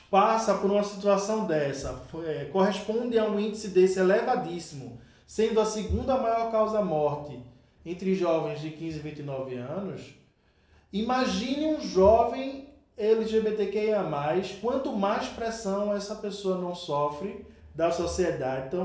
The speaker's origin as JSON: {"language": "Portuguese", "town": "Olinda", "region": "Pernambuco", "country": "Brazil", "moved": "as an adult", "lives_now": "Toritama, Brazil", "said": "Eu sou de Olinda e vim para Toritama, que é um interior de Pernambuco, é um polo de produção de confecção."}